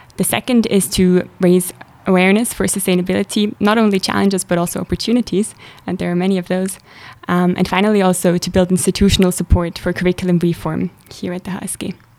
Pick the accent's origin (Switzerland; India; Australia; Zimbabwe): Switzerland; Zurich; moved away as an adult; now in St. Gallen, Switzerland; I'm originally from Zurich